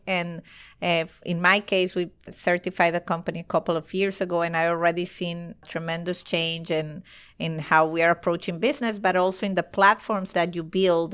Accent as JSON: {"language": "English", "country": "Venezuela", "moved": "as an adult", "lives_now": "United States", "said": "I'm from Venezuela and uh, in Caracas"}